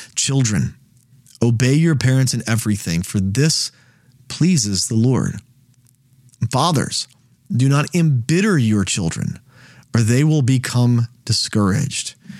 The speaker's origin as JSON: {"language": "English", "country": "United States", "said": "as an American"}